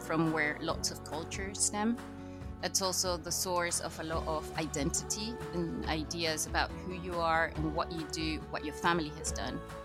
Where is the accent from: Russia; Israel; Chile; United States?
Chile; moved away as an adult; now in Scotland; I'm actually from Latin America. I'm Chilean